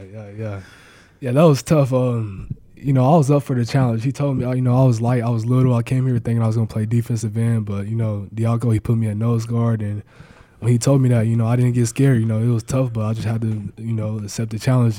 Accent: Mustang, Oklahoma, United States; moved away; also born or lived in Nebraska; here in my home state

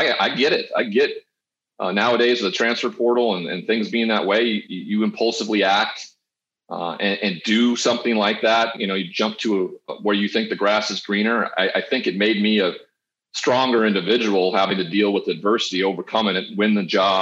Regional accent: Montana, United States; born or raised there; moved away

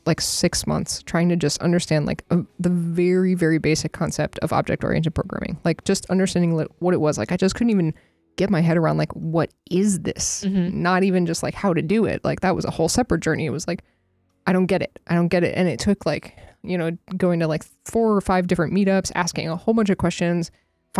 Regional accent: England, United Kingdom; I'm super English.

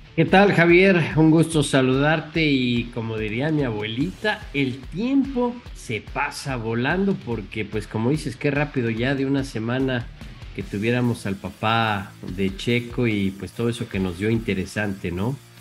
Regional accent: Mexico; como mexicano, como latino

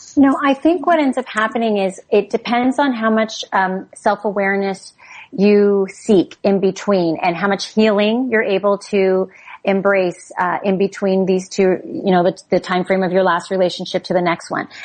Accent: Canada; We're all Canadian

